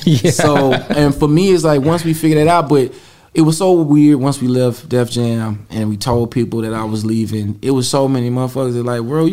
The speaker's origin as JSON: {"language": "English", "region": "the South", "country": "United States", "said": "It was still some great people we met there, and then even with me, it was the understanding that I'm from the South. I'm from a place that a lot of people haven't even been, right?"}